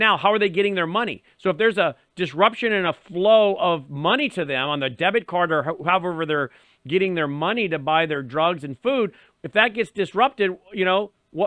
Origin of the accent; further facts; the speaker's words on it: Northern Virginia, United States; I grew up and lived in the Northern Virginia area